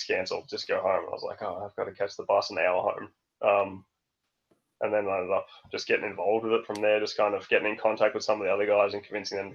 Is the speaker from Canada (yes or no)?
no; Melbourne, Victoria, Australia; born or raised there; moved away as an adult; now in Denmark